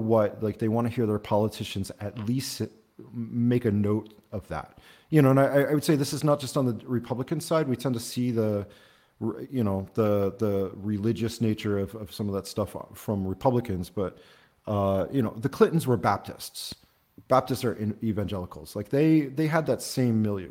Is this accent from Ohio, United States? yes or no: yes; Appalachia in Southeast Ohio, United States; moved away; I grew up in Appalachia in Southeast Ohio, right on the West Virginia border